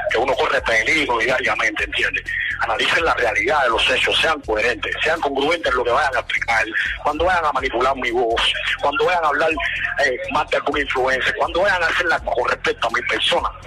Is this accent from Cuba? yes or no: yes; Cuba; si vienen es mejor porque somos cubanos, bro